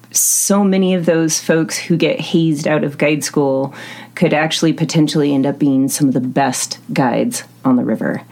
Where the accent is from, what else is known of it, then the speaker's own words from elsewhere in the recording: Western Montana, United States; moved away; I'm originally from Western Montana